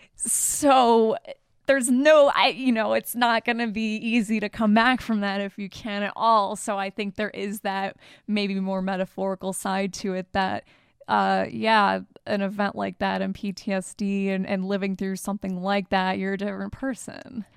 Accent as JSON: {"language": "English", "region": "Michigan", "country": "United States", "said": "We're both from Michigan"}